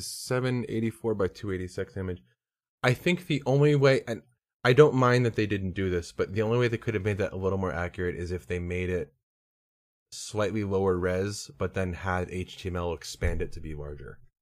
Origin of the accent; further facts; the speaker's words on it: Pennsylvania, United States; I grew up in Pennsylvania.